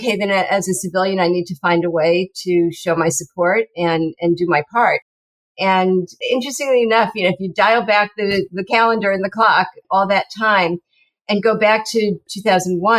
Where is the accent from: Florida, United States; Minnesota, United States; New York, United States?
New York, United States; moved away; I was from New York originally and grew up there, and my whole family